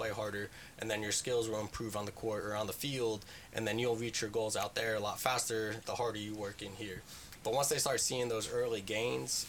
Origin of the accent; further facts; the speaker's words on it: New Jersey, United States; moved away as an adult; I grew up in New Jersey